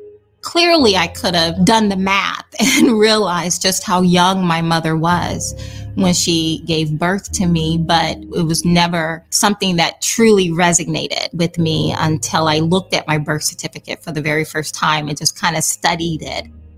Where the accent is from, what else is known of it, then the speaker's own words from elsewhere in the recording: Nitchburg, Alabama, United States; I grew up in Southern Alabama, very rural, one-stop sign town called Nitchburg.